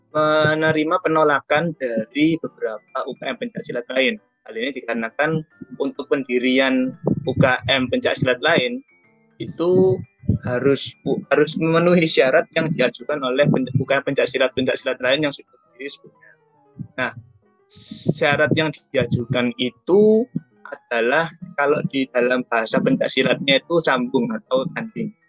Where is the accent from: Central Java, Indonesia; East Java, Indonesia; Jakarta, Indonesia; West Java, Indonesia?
East Java, Indonesia; Surabaya; Uh, di sini asalku dari Surabaya.